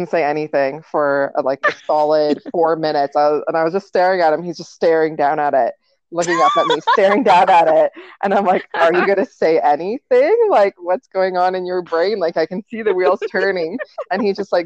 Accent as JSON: {"language": "English", "town": "Kitchener", "region": "Ontario", "country": "Canada", "said": "we're from Ontario, Kitchener, Ontario in Canada"}